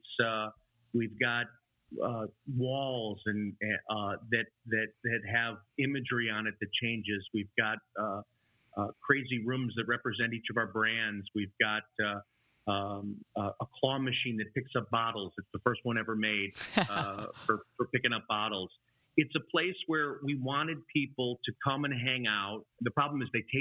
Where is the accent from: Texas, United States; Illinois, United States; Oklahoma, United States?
Illinois, United States; Chicago; I grew up in the suburbs of Chicago. That's where I am now